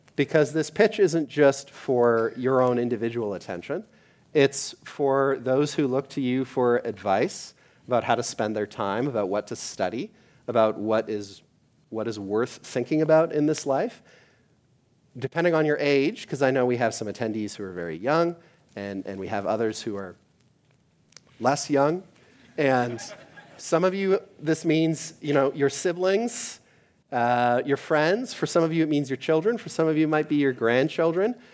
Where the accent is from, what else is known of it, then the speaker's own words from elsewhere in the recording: Canada; moved away; I am from Canada